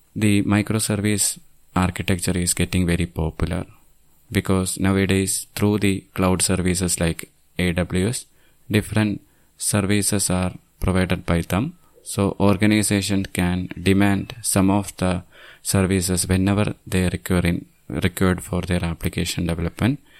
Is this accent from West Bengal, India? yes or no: no; Thiruvananthapuram, Kerala, India; I'm from Thiruvananthapuram, Kerala state, which is on the southernmost part of India